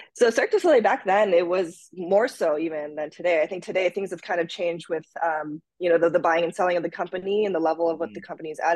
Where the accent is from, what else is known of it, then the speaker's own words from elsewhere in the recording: Minnesota, United States; also born or lived in Japan; we moved from Japan to the United States uh, to Minnesota actually uh, when I was five, and then we went back and forth until I was around ten